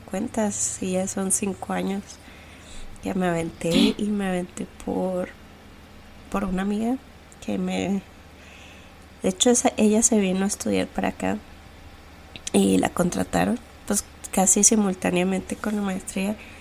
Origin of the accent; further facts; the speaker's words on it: Ciudad Juárez, Chihuahua, Mexico; now in United States; las dos huimos un poquito de, Juárez